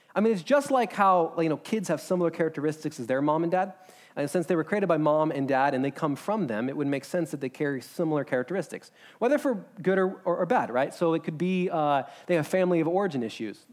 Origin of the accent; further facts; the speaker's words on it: United States; as an American